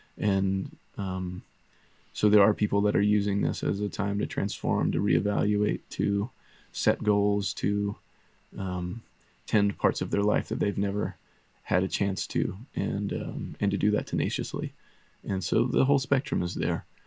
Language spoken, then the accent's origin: English; the South, United States; moved away; in my culture where I grew up in the South